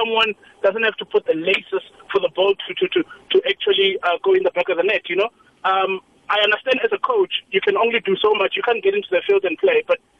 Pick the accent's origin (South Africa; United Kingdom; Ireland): South Africa; being a South African myself